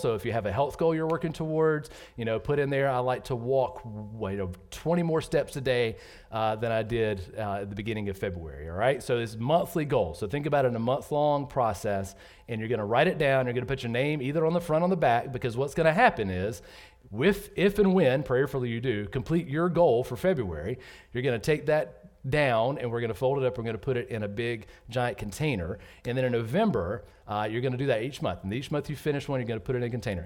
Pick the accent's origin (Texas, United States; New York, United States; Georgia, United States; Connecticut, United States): Georgia, United States; moved away as an adult; also born or lived in North Carolina; I grew up in Georgia